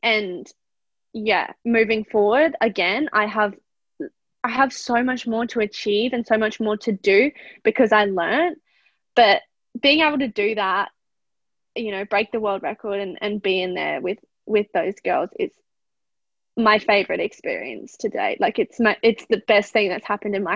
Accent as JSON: {"language": "English", "country": "Australia", "said": "we are Australian"}